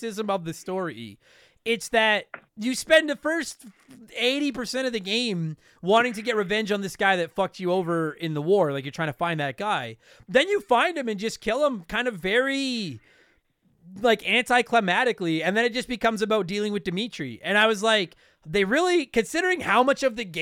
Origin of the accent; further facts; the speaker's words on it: Canada; We're both Canadian